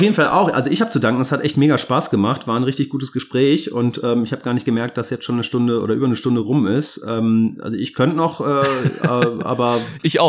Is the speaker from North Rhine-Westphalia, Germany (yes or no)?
yes; Cologne, North Rhine-Westphalia, Germany; als Kölner in Köln wohnt, in der Südstadt